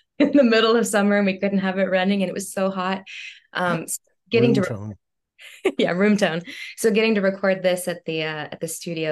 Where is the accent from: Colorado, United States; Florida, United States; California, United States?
Colorado, United States; Denver; moved away as an adult; now in New York City, United States; I'm originally from Denver, Colorado